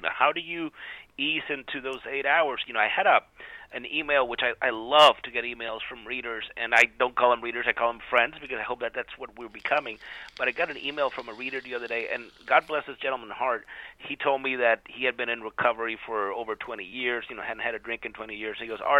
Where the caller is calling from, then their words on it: Florida, United States; I'm coming from Florida. I know I should be ashamed.